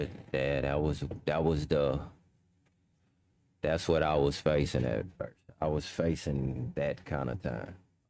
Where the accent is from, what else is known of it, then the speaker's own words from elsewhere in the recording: Houston, Texas, United States; also born or lived in Louisiana / California; I was born in Fifth Ward. I stayed in Fifth Ward when I was a baby, and then I moved to Lakewood, and then I grew up in Lakewood